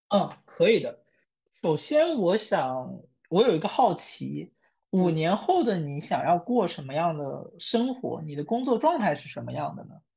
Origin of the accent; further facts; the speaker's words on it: Wenzhou, Zhejiang, China; 我自己作为一个温州人